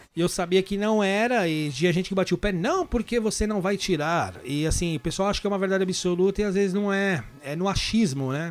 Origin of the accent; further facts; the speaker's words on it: São Paulo, Brazil; moved away as an adult; also born or lived in Guarulhos / London; now in Liverpool, United Kingdom; eu morei minha vida inteira em São Paulo, mas morei meus últimos anos, eu morei em Guarulhos.